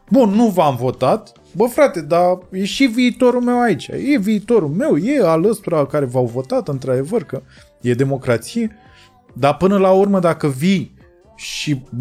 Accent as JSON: {"language": "Romanian", "country": "Romania", "said": "mie mi se pare că 10 august pentru noi ca români semnifică uh, o, o, o, un punct"}